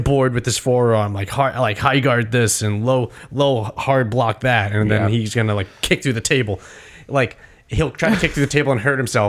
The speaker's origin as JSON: {"language": "English", "country": "China", "tie": "born or raised there", "said": "Well, I grew up in China, so I just know how to do this."}